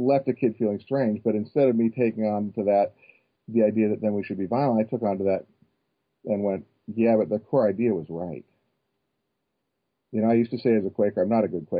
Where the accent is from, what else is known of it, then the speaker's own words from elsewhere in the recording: Northern California, United States; I grew up in Northern California